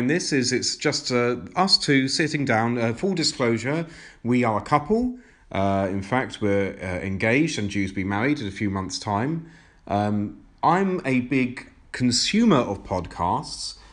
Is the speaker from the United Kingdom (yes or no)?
yes; United Kingdom; we are both British-born. We're in the UK